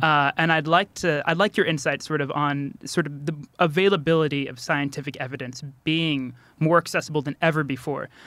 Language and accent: English; United States; now in Kurdistan, Iraq; As an American